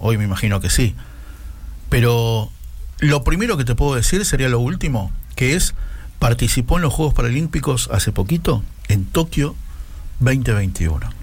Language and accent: Spanish; Morón, Buenos Aires Province, Argentina; mi infancia porque yo vivía en Morón